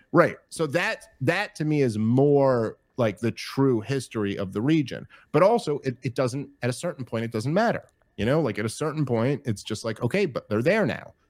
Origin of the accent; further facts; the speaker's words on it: United States; as an American